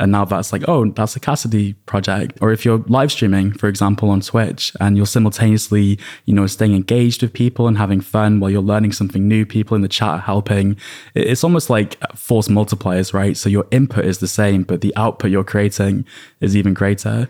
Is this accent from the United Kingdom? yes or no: yes; United Kingdom; I'm British